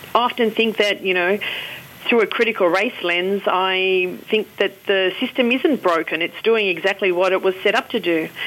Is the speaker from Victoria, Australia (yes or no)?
no; Wollongong, New South Wales, Australia; I grew up in Wollongong